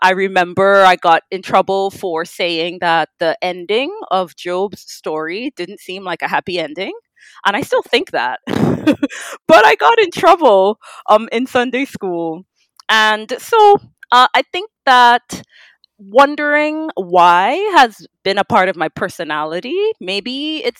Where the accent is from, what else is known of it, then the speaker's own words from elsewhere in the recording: Trinidad & Tobago; the gift of being Trinidadian